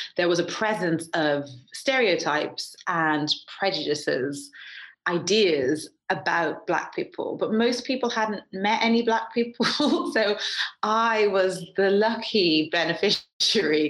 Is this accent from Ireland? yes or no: yes; Ireland; also born or lived in Atlanta, United States; growing up in Ireland in the 80s, having a black dad